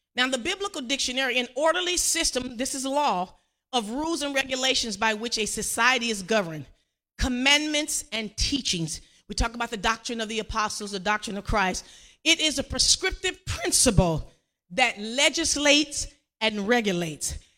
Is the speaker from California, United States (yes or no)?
yes; Compton, California, United States; I grew up in Compton, graduated from Compton